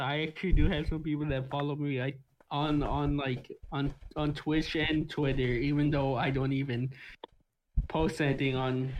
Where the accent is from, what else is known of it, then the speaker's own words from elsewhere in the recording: Canada; Yo, actually, to be fair, I am Canadian.